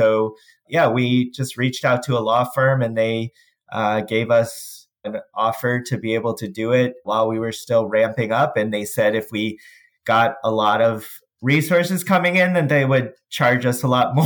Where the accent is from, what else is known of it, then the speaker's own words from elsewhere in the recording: St. Louis, Missouri, United States; I'm from St. Louis, Missouri